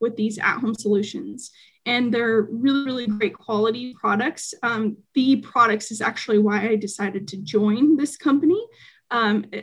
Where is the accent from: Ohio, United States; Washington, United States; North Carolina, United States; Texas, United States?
Washington, United States; Spokane; also born or lived in Seattle, Washington; my hometown, Spokane, Washington